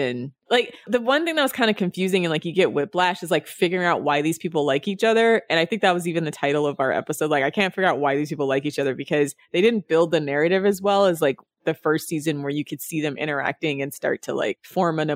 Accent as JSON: {"language": "English", "country": "United States", "said": "as an American"}